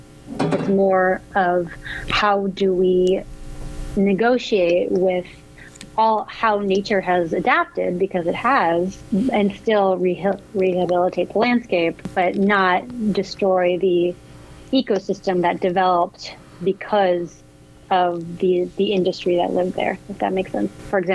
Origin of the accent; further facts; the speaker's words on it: New Jersey, United States; now in Oakland, United States; I grew up in New Jersey, and I don't come from a family of artists whatsoever.